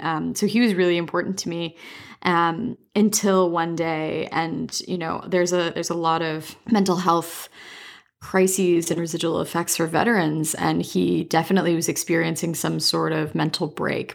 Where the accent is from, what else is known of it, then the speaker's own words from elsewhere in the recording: Dorchester, Ontario, Canada; also born or lived in Waterloo, Ontario / Toronto; I grew up in Dorchester, Ontario